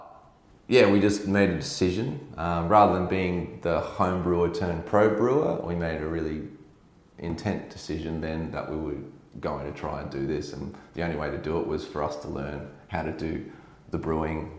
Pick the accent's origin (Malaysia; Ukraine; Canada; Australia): Australia; Brisbane, Queensland; now in Sunshine Coast, Australia; I grew up in Brisbane